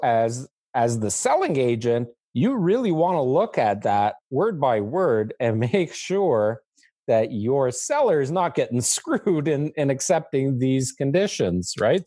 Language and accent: English; Canada; as a Canadian